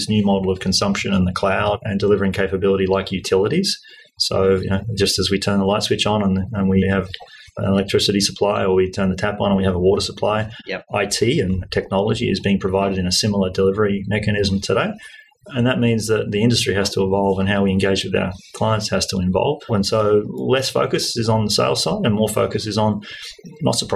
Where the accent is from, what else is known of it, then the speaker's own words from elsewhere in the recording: Australia; I grew up here in Australia.